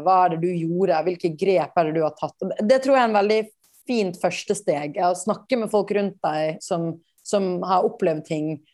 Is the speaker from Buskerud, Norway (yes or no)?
no; Bergen, Vestland, Norway; moved away as an adult; also born or lived in India; now in New York, United States; Jeg ble på en måte en storbyjente selv om jeg vokste opp i Bergen